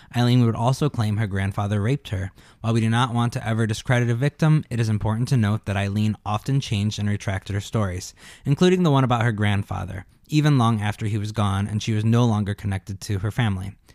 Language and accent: English; Gary, Indiana, United States; we're both from Gary, Indiana